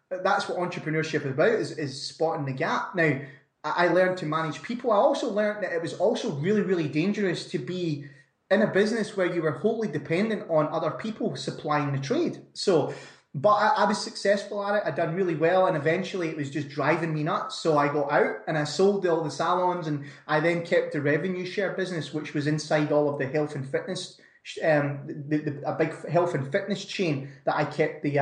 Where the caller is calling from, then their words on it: Scotland, United Kingdom; not so sunny Scotland, Brandon.